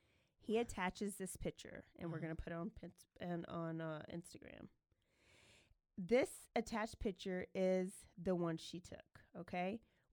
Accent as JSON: {"language": "English", "town": "Elmont", "region": "New York", "country": "United States", "said": "Nope, don't. And I'm from Elmont."}